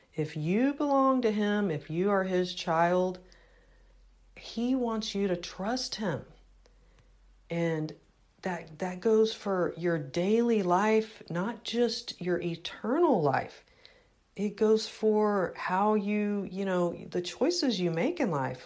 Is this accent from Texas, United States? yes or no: yes; Houston, Texas, United States; moved away; I was raised in Houston.